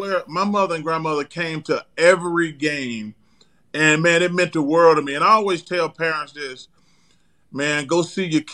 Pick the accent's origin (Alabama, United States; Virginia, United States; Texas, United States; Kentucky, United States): Alabama, United States; In my hometown